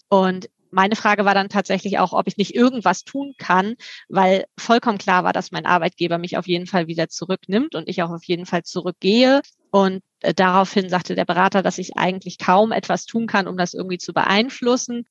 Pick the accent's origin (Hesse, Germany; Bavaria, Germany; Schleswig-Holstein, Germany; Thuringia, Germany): Schleswig-Holstein, Germany; Lübeck; also born or lived in Hamburg; zumal ich selber auch gebürtig aus Lübeck komme und hier Familie habe